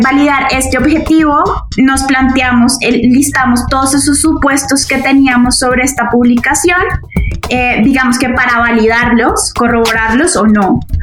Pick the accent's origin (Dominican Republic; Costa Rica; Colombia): Colombia; Bogotá; Soy, soy de Bogotá, casi toda mi vida he vivido acá